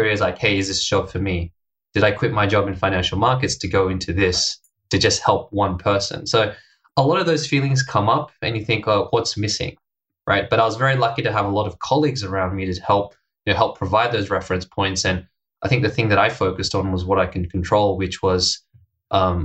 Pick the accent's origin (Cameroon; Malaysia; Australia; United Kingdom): Australia; moved away as an adult; also born or lived in Hong Kong; now in Japan; I'm from Australia.